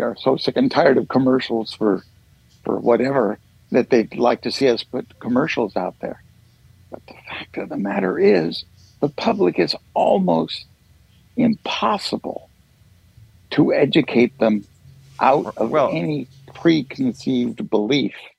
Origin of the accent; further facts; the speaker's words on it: Oregon City, Oregon, United States; born and raised around Oregon City area